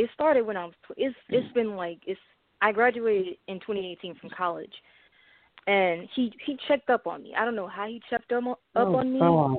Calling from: St. Louis, Missouri, United States; I'm calling from St. Louis, Missouri.

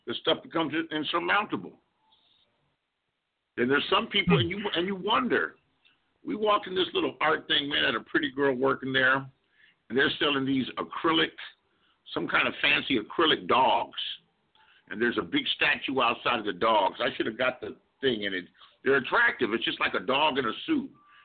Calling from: California, United States; I'm calling you from California, USA.

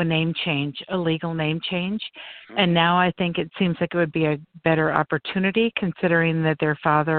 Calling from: Florida, United States; I'm calling from Florida. And I'm not just calling from Florida. I'm calling from my lanai in the state of Florida.

